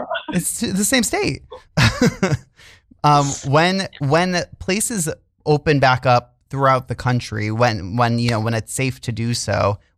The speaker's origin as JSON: {"language": "English", "region": "New England", "country": "United States", "said": "I'm like so from New England"}